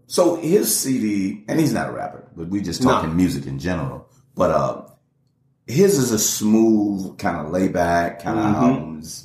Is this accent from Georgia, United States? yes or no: yes; Atlanta, Georgia, United States; I'm in Atlanta. I grew up in Atlanta.